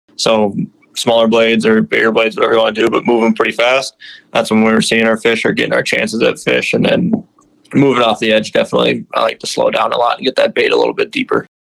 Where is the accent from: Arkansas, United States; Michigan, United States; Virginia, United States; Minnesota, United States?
Minnesota, United States; Minnetonka; I grew up in Minnetonka, Minnesota